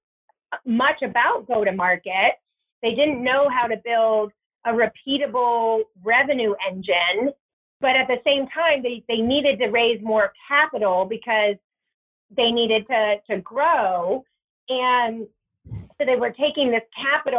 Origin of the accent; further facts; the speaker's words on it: Virginia, United States; moved away; also born or lived in Bay Area, California; my husband and I grew up in Virginia. He grew up in Florida. So we're both from the East Coast